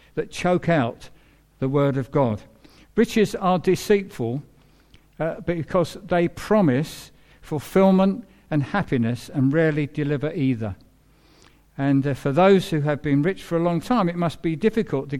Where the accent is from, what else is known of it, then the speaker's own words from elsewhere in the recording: England, United Kingdom; So I'm an Englishman, but I'm a believer who happens to be an Englishman.